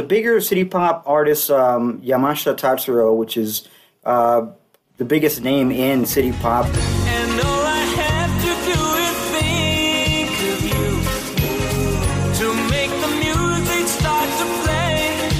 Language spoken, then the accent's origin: English; Miami, Florida, United States; moved away as an adult; now in Chicago, United States; I'm from Miami originally